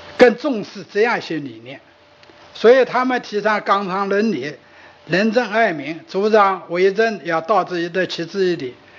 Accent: Sichuan, China; accent: Sichuanese; 我们四川话

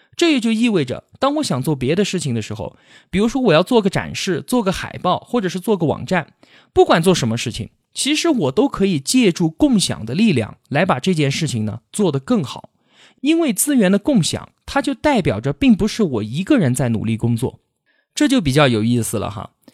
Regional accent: China; 我们社会主义国家的中国人

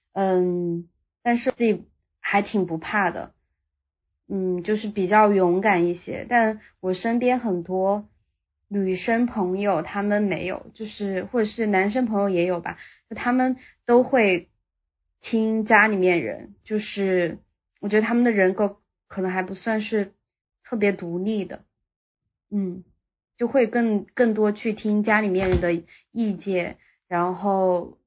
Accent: Sichuan, China; moved away as an adult; now in Shanghai, China; 因为我是四川人，他们希望我留在四川

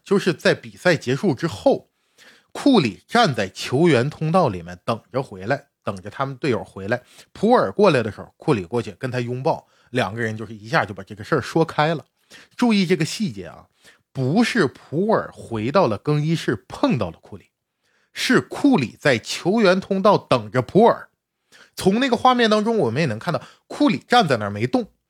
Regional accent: China; 我们中国的球迷

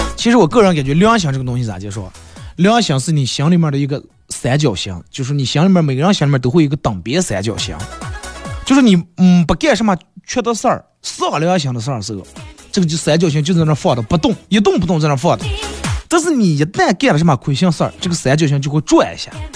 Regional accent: Bayannur, Inner Mongolia, China; accent: Bameng dialect; 你看咱们这方言好多字就一带而过了

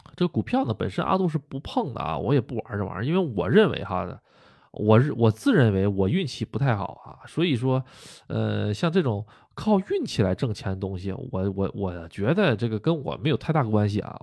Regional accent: Northeast China, China; moved away as an adult; now in Japan; 我们东北那边儿都喜欢称呼为老头儿老太太哈。啊，这并不是一个这个不尊重啊，这就是我们东北那边的方言啊

